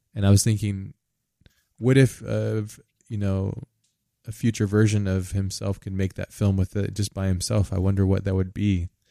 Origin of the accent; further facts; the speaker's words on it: United States; I'm from America